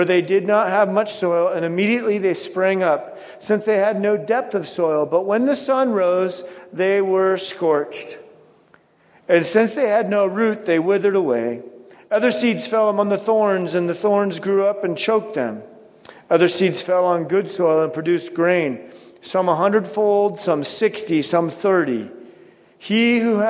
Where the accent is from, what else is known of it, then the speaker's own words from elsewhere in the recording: Pacific Northwest, United States; growing up in the Pacific Northwest